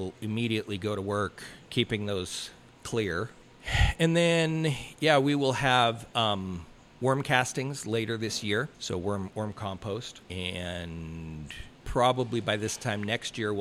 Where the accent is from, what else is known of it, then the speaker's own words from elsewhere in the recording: Canada; moved away; I'm Canadian